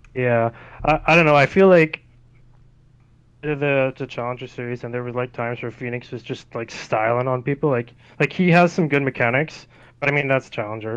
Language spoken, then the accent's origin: English; Canada; also born or lived in Abbotsford; friendly CLG Canadian